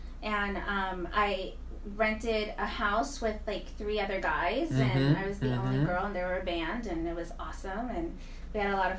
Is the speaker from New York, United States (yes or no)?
yes; New York City, New York, United States; moved away as an adult; also born or lived in Florida; now in San Antonio, United States; growing up in the Bronx, you know, it was kind of getting rough out there